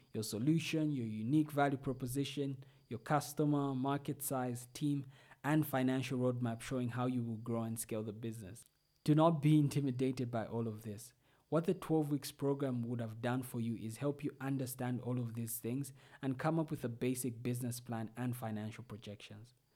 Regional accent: Zambia; ninety-six were from Zambia, which is my home country.

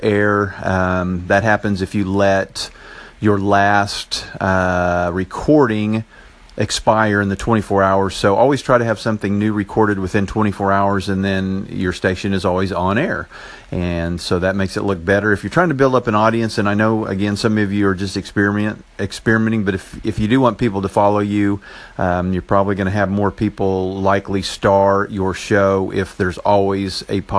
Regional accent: Enid, Oklahoma, United States; accent: Oklahoma; from Enid, Oklahoma. I'm not sure if I have that Oklahoma accent

